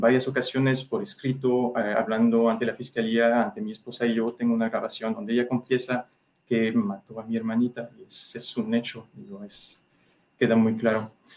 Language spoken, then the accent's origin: Spanish; France; now in Mexico; Soy ciudadano francés, pero tengo esposa e hijo mexicano, entonces, y mexicano de corazón, ya llevo casi más de la mitad de mi vida aquí